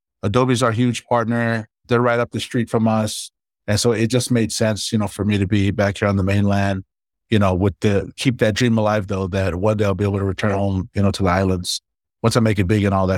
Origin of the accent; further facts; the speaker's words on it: Hawaii, United States; moved away as an adult; also born or lived in Los Angeles, United States; now in Orem, United States; I really enjoyed growing up in Hawaii and LA with my family. And when I left home to go to college, I came here to Utah, which is where I live now